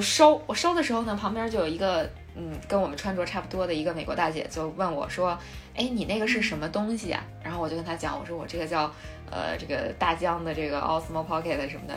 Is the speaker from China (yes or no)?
yes; China; 我是中国的